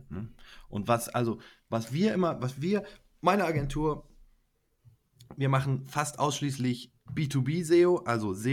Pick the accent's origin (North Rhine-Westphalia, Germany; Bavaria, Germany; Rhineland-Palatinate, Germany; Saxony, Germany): Bavaria, Germany; Munich; Ich komme aus München, arbeite jetzt seit einigen Jahren im Bereich Suchmaschinenoptimierung.